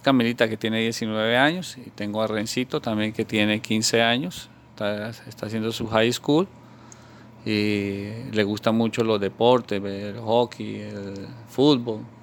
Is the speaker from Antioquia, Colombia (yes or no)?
no; Bogotá, Colombia; moved away as an adult; now in South Florida, United States; yo nací eh, en Bogotá